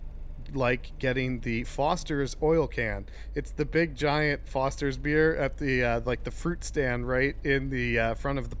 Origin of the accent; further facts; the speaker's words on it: New England, United States; now in Orlando, United States; growing up in New England